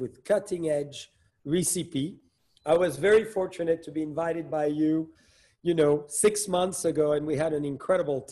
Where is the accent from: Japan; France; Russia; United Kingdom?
France; being born and raised in France